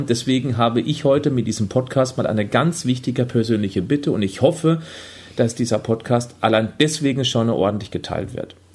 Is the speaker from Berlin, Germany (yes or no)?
no; Freiburg, Baden-Württemberg, Germany; now in Hamburg, Germany; Ich komme ja ursprünglich aus Freiburg, der sonnigsten Region Deutschlands.